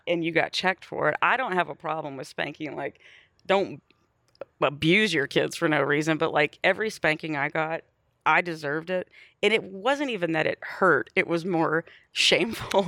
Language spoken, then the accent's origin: English; Bay City, Texas, United States; moved away; also born or lived in Wharton, Texas / Austin, Texas; I grew up in Bay City, Texas